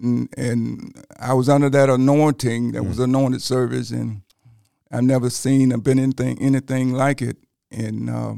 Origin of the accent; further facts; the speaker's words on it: Calera, Alabama, United States; Well, I was born and raised in Shelby County, Calera.